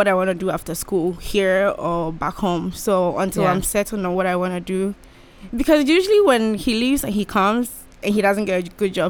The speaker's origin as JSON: {"language": "English", "country": "Ghana", "moved": "as an adult", "lives_now": "Bowling Green, United States", "said": "From Ghana."}